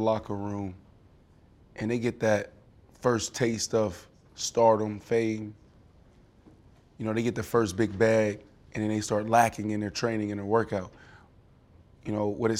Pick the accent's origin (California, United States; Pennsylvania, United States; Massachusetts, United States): Pennsylvania, United States; Pittsburgh; moved away; where we come from, Lincoln. I'm from Larmer.